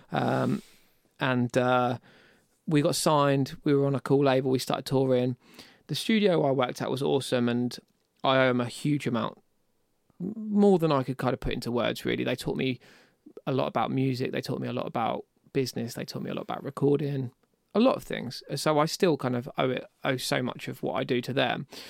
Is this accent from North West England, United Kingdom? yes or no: no; Deal, South East England, United Kingdom; I was in Deal, I grew up in Deal, um, so it was at my parents' house there